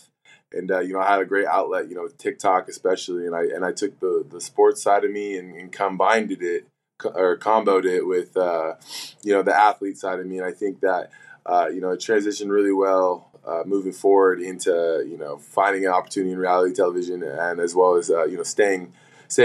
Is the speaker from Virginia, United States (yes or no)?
no; Washington, United States; moved away; also born or lived in Arizona; in my home state of Washington